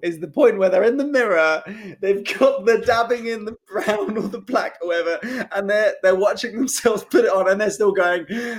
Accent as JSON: {"language": "English", "town": "Hollywood", "region": "California", "country": "United States", "tie": "born or raised there", "said": "because I remember distinctly growing up in Hollywood, the rule was"}